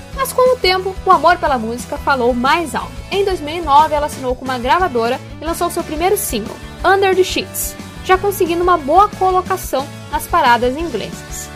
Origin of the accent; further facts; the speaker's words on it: Passo Fundo, Rio Grande do Sul, Brazil; minha cidade natal, que é Passo Fundo